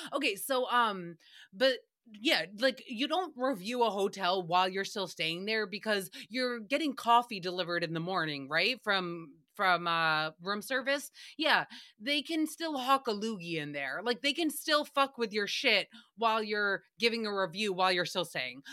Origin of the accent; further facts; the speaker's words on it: United States; as a American society